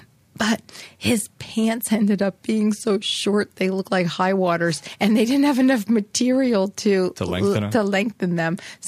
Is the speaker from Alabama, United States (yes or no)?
no; Easton, Pennsylvania, United States; moved away as an adult; My hometown of Easton